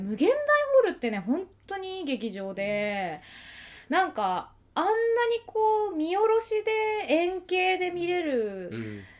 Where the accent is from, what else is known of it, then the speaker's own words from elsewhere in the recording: Tokyo, Japan; 東京出身